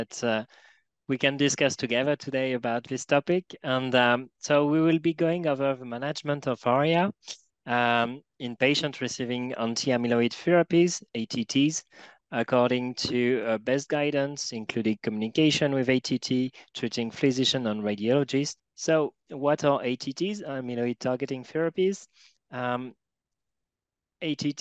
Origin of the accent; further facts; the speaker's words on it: Paris, Île-de-France, France; English is a second language; from Paris, France, so please excuse my accent.